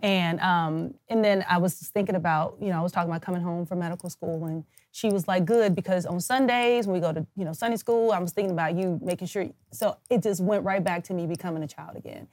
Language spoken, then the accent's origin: English; Kansas City, United States; moved away as an adult; also born or lived in New Orleans; I'm from Kansas City